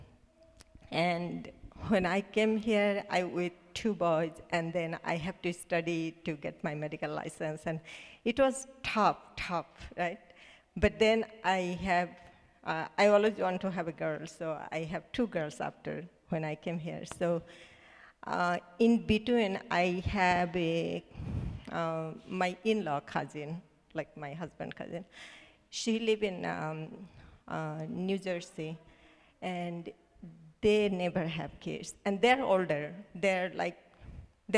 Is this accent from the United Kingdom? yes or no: no; Bangladesh; English is a second language; moved away as an adult; We are six sisters, and you know, I'm from Bangladesh